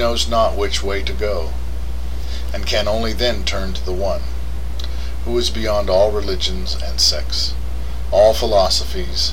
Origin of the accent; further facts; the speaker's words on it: United States; as an American